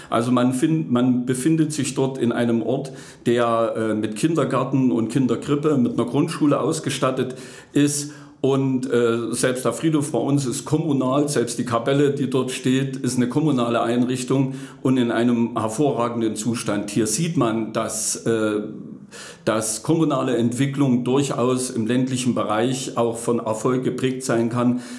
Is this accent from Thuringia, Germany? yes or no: yes; Plankenstein, Thuringia, Germany; Ich bin in der Rennsteiggemeinde Plankenstein groß geworden. Ja, dort äh, lebe ich seit äh, über 50 Jahren.